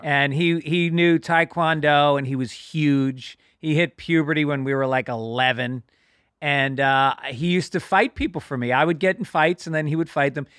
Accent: New York, United States; I grew up in New York

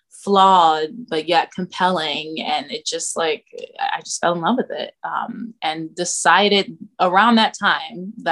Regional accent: Cincinnati, Ohio, United States; moved away as an adult; now in New York, United States; I'm from Cincinnati

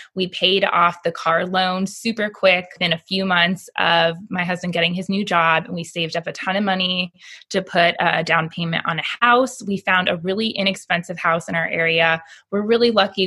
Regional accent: Florida, United States; moved away as an adult; now in Alabama, United States; I was born and raised in Florida

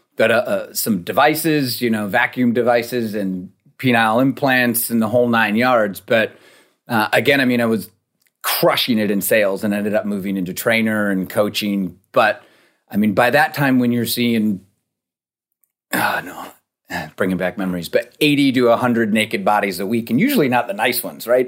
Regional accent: Rochester, New York, United States; moved away; also born or lived in Fort Collins, Colorado; I grew up in Rochester, New York, you know, snow belt.

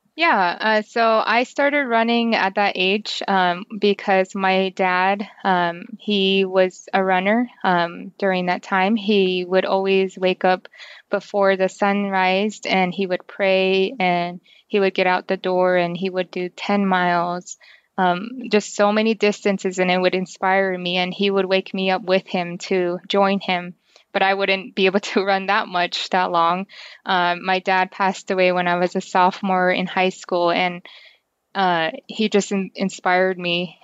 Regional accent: New Mexico, United States; I grew up on the Navajo Reservation, so we didn't have, um, electricity

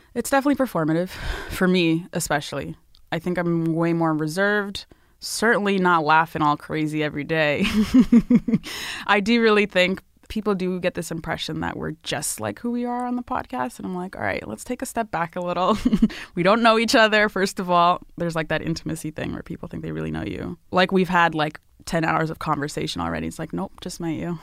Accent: Northern Virginia, United States; also born or lived in Ethiopia; I was born in Ethiopia, but I grew up mostly in the Northern Virginia, D C area.

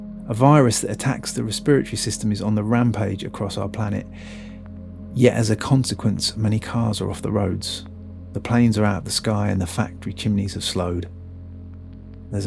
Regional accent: Birmingham, West Midlands, United Kingdom; also born or lived in Hackney, London; now in London, United Kingdom; I'm from Birmingham

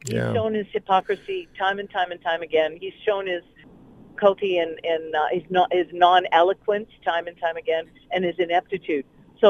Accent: Canada; I've been embarrassed about being Canadian since the day he was elected.

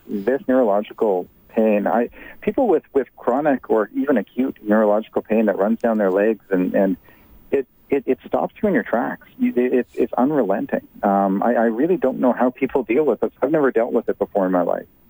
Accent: Calgary, Alberta, Canada; I'm from Calgary

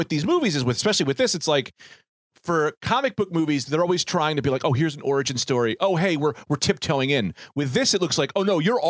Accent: Newark, New Jersey, United States; I grew up in Newark.

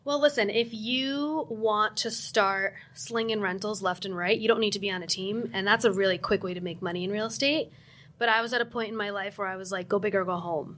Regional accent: New Jersey, United States; I'm from New Jersey

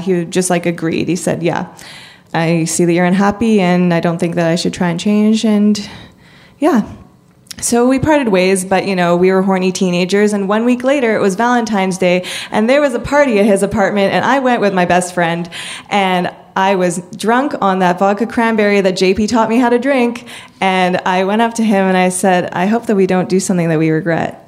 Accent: Canada; I'm from Canada

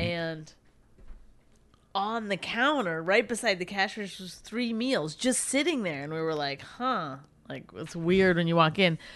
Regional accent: Canada; moved away; I grew up in Canada

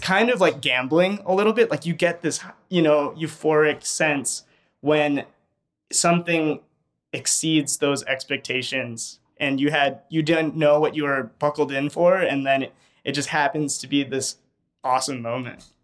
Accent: Chicago, Illinois, United States; I grew up in Albany Park

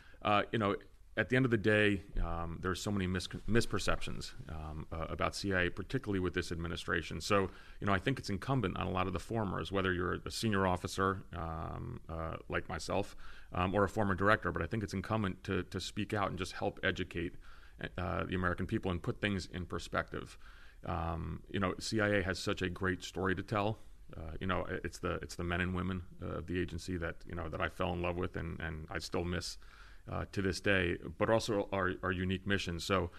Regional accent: Greece; born there; I am of Greek descent. I was born in Greece. I've kind of international background. I spent a lot of time, you know, in the summers in the Greek islands

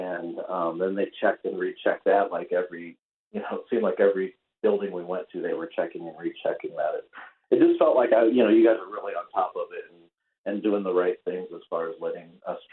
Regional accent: Anthony, Florida, United States; I'm from Anthony, Florida, and that's where I live. I live in Anthony, Florida, in the United States.

